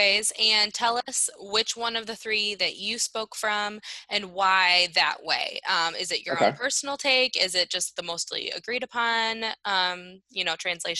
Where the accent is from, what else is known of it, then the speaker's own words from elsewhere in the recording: Northern Wisconsin, United States; moved away; Up in Northern Wisconsin. Yeah. You know, that's where I'm from.